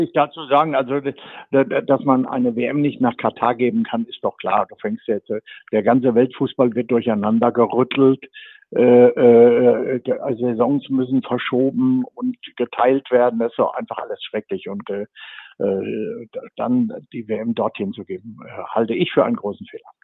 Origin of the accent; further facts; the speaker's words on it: Sauerland, North Rhine-Westphalia, Germany; ich komme aus dem Sauerland